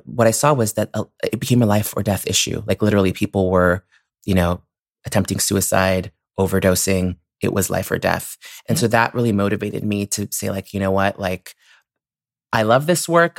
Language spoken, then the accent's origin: English; San Francisco, California, United States; we grew up in the Outer Sunset. So it's interesting, you know, I grew up in the Outer Sunset